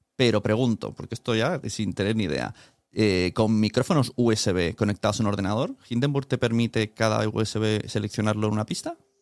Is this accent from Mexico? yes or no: no; Spain; como español